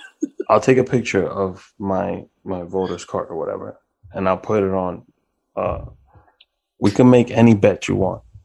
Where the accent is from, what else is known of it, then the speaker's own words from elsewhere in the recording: New York City, New York, United States; also born or lived in Forest Hills, Queens; I'm from Washington Heights.